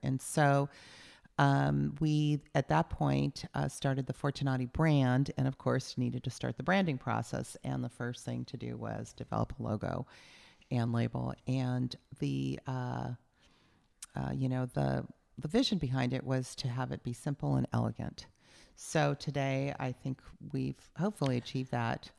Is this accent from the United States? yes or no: yes; San Diego, California, United States; moved away as an adult; also born or lived in Ohio / San Francisco; now in Napa Valley, United States; I grew up a Southern California girl